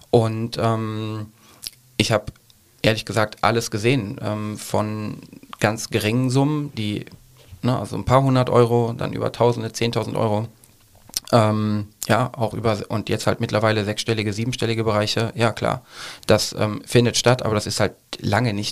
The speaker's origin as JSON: {"language": "German", "town": "Cologne", "region": "North Rhine-Westphalia", "country": "Germany", "said": "ich komme aus Köln."}